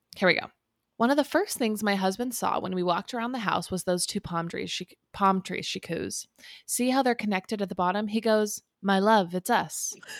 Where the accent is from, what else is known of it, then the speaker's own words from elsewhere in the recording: Southern California, United States; we grew up in Southern California